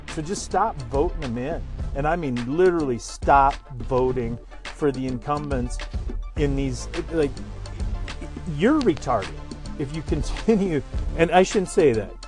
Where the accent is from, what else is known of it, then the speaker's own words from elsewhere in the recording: United States; as American people